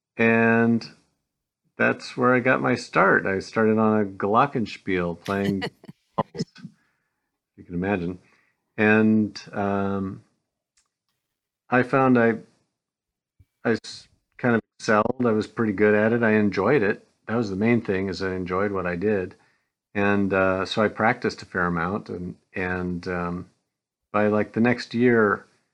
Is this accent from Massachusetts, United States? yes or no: no; Traverse City, Michigan, United States; also born or lived in Chicago, Illinois / Raleigh, North Carolina; I consider myself from Michigan, though I was born in Chicago, and I did spend 6 years of my grade school years in North Carolina in Raleigh, but we moved back to Michigan after that stint in Raleigh